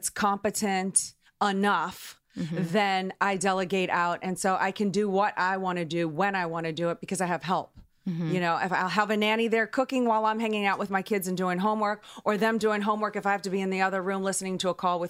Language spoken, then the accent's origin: English; New Orleans, Louisiana, United States; I'm from New Orleans